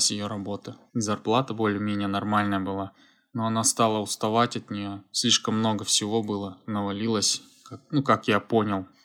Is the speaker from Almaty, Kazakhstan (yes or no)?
yes; Almaty, Kazakhstan; moved away as an adult; now in Gyeongju, South Korea; Я переехал из Алматы, из Казахстана, Кёнджу, это юг Южной Кореи, в 2016 году.